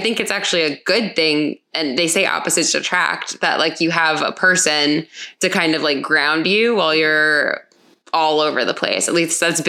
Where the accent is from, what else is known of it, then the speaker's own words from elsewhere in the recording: Hollywood, Florida, United States; moved away as an adult; also born or lived in New York City; I grew up in a beach town and there wasn't a whole lot going on. What town? Hollywood, Florida.